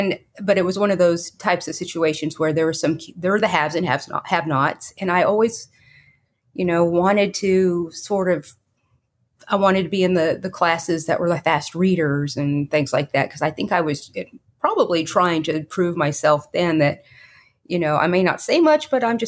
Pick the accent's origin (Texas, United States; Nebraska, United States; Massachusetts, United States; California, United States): Texas, United States; Fort Worth; Well, first of all, I was born in Fort Worth and raised in the Mid-Cities, Fort Worth area.